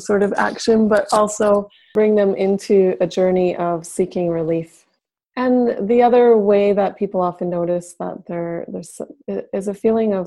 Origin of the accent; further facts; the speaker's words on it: Yukon, Canada; I'm actually from Northern Canada in the Yukon Territory